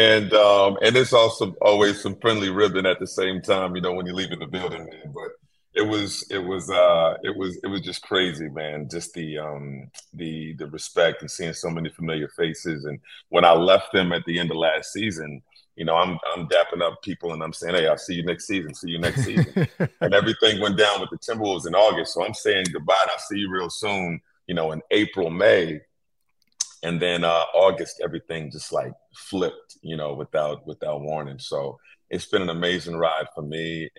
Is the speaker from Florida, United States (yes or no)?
no; Indianapolis, Indiana, United States; moved away as an adult; also born or lived in New York / New Jersey; now in Minnesota, United States; I grew up in Indianapolis and worked, did TV, radio, a bunch of things there